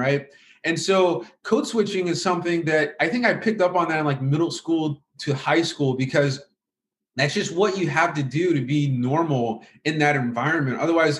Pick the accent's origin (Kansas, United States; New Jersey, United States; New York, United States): Kansas, United States; And so like growing up in America, moving around a lot, you know, in some areas I was around, like you, like right now how I'm speaking English is kind of like my default, right? Because I'd say that's because of where I was raised in, like, you know, the Midwest in Kansas.